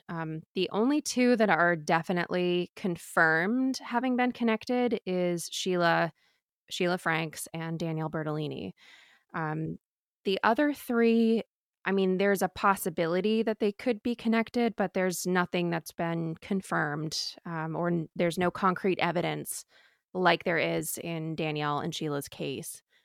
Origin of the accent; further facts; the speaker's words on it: Maine, United States; I'm from Maine